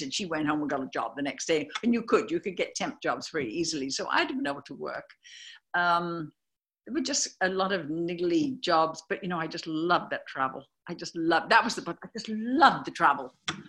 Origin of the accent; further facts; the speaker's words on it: United States; I'm from the States over here where you are.